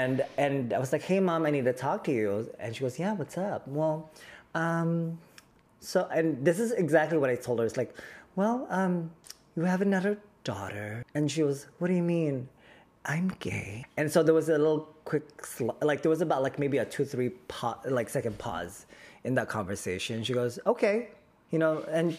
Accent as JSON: {"language": "English", "town": "Manila", "region": "Metro Manila", "country": "Philippines", "tie": "born there", "said": "I was born in the Philippines. I'm very proud to be the son of our motherland, and specifically Manila."}